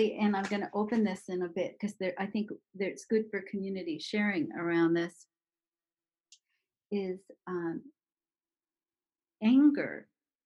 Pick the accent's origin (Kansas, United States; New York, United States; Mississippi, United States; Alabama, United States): New York, United States; New York City; we are the same age, and we grew up in Brooklyn together.